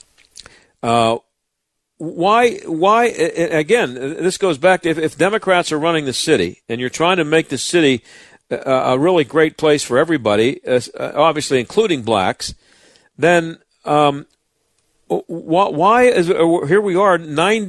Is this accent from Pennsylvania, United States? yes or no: yes; Pittsburgh, Pennsylvania, United States; the area where I grew up in the South Hills